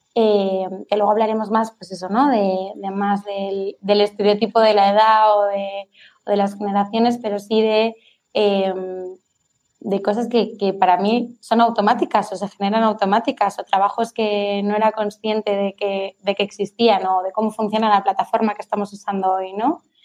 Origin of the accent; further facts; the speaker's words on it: Palma, Balearic Islands, Spain; Soy de Palma